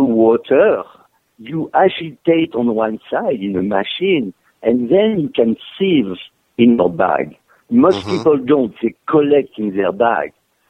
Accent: France; also born or lived in Africa / Brittany; I was born in south of France, raised in Africa, moved to Brittany, and went back to south of France. I'm Mediterranean to the bone.

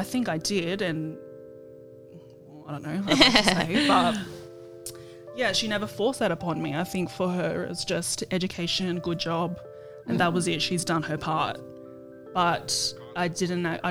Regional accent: Sydney, New South Wales, Australia; we grew up in the western suburbs of Sydney

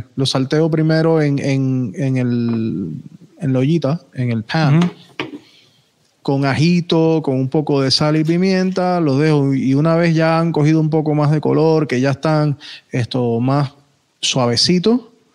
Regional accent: Puerto Rico; also born or lived in North Miami, Florida, United States; now in Miami, United States; técnicamente nací aquí en, North Miami, pero me crié en Puerto Rico

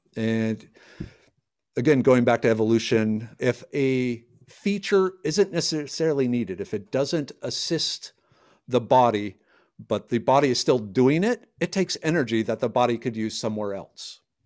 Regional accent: Minnesota, United States; moved away as an adult; now in Texas, United States; I grew up in Minnesota. I, I left because of the cold weather.

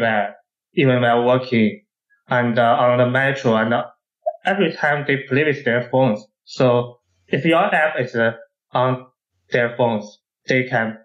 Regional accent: Shanghai, China; I'm from Shanghai

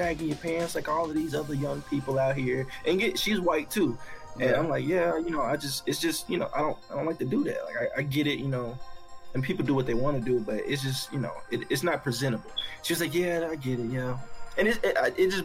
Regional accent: Arkansas, United States; now in Texas, United States; I was in Arkansas. I grew up in Arkansas.

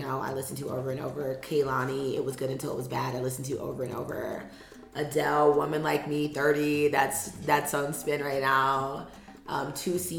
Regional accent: United States; moved away as an adult; now in Kenya; I'm like, Black American.

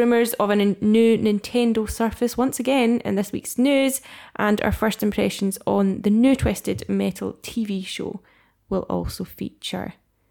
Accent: Scotland, United Kingdom; We are Scottish gamers

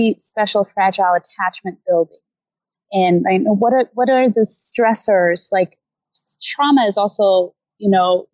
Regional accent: Denmark; moved away as an adult; now in Los Angeles, United States; I am from Denmark originally

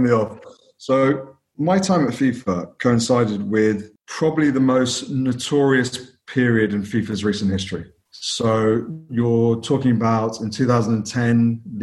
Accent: London, United Kingdom; Family are from Punjab originally. Came over in the 70s. I was born and brought up in London

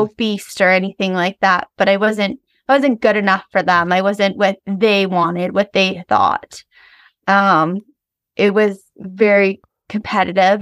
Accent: Ontario, Canada; I grew up in Ontario

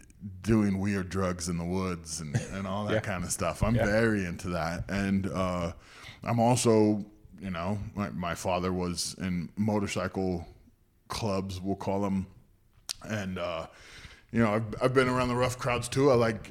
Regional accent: Northern California, United States; also born or lived in Texas; now in Idaho, United States; I was raised by hippies in Northern California.

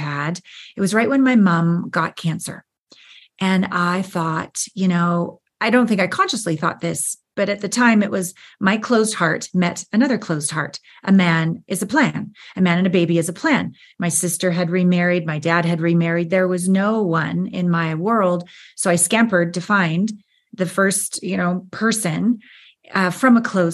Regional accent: Canada; moved away as an adult; also born or lived in Los Angeles / Japan / New York; I'm from Canada. I'd moved to LA to be a dancer and a model

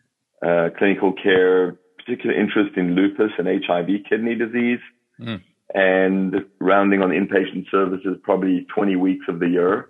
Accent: South Africa; accent: South African; moved away as an adult; also born or lived in Baltimore, United States; now in United States; as you can hear from my accent, am a South African by birth. Came to the United States more than 30 years ago

